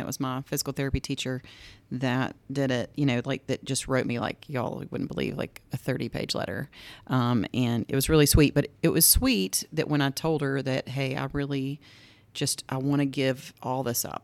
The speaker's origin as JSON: {"language": "English", "town": "Greensboro", "region": "Georgia", "country": "United States", "tie": "born or raised there", "said": "I grew up in Greensboro, Georgia, which is only like an hour, hour and fifteen from here"}